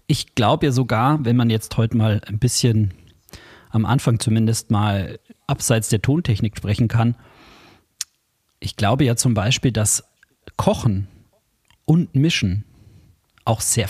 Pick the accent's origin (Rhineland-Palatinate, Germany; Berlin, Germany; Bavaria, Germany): Bavaria, Germany; Bei uns in Bayern